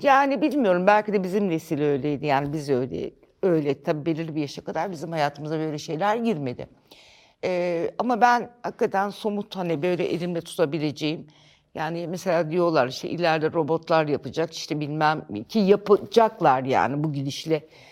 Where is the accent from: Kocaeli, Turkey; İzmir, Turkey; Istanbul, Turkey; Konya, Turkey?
Kocaeli, Turkey; İzmit; also born or lived in Tunceli; now in Ankara, Turkey; ben ilkokul 5'e e kadar Ankara, ondan sonra İzmit.